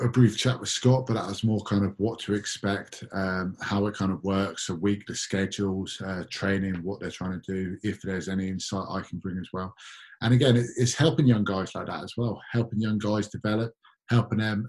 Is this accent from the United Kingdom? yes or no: yes; London, United Kingdom; I'm born and raised in London